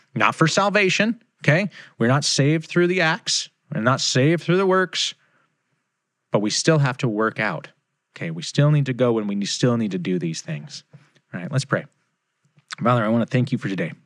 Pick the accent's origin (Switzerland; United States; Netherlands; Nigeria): United States; here in America, I am a kingdom believer, right? I am a Christian before I am an American